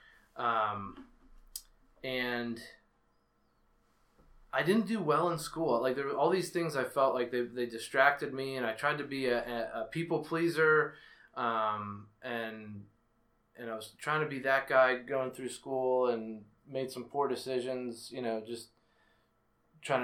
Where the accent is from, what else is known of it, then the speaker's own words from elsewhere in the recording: Penn Hills, Pennsylvania, United States; I grew up in Penn Hills, suburb of Pittsburgh